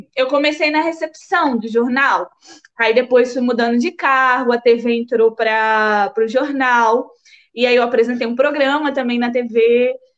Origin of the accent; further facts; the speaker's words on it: São Mateus, Espírito Santo, Brazil; moved away as an adult; also born or lived in Bahia, Brazil / Aveiro, Portugal; now in Porto, Portugal; eu fui para São Mateus, Espírito Santo, quando eu tinha seis anos e passei a minha vida toda lá